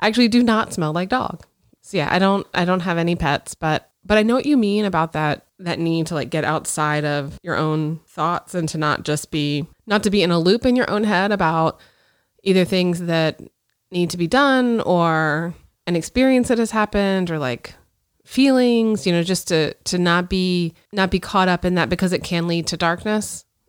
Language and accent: English; Pensacola, Florida, United States; I grew up in Pensacola, which is northwest Florida over by the Alabama border.